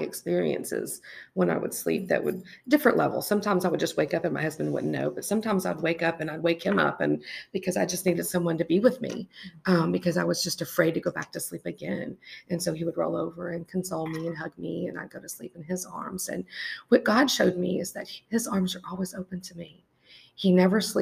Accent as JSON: {"language": "English", "country": "United States", "said": "living here in America"}